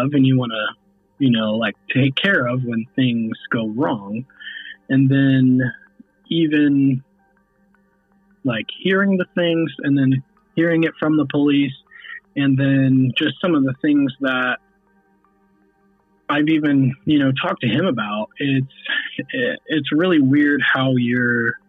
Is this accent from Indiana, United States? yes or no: yes; Cass County, near Delphi, Indiana, United States; we grew up right near Delphi, you know, we grew up in Cass County